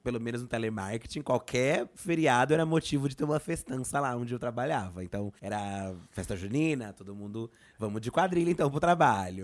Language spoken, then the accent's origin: Portuguese; São Paulo, Brazil; eu sou daqui de São Paulo